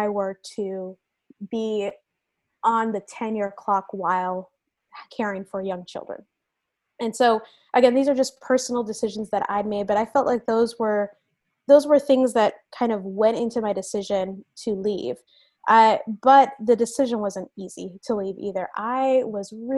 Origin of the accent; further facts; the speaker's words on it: Venezuela; also born or lived in United States; now in San Francisco, United States; I told you guys that I immigrated to the United States from Venezuela. I have moved around the United States a number of times.